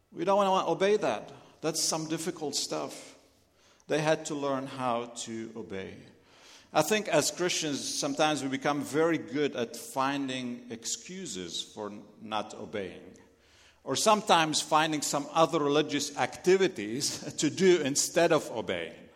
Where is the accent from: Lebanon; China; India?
Lebanon; accent: Lebanese; English is a second language; moved away; If you're wondering where my accent is from, I'm Lebanese